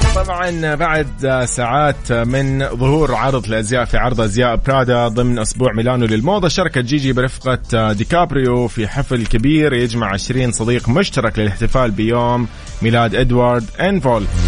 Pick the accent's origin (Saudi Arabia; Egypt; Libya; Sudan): Saudi Arabia; كلنا كسعوديين